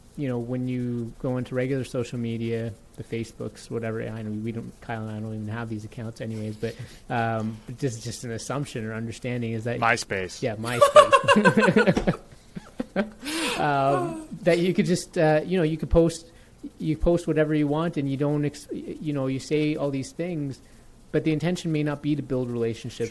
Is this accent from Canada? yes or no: yes; Toronto, Ontario, Canada; I grew up in Toronto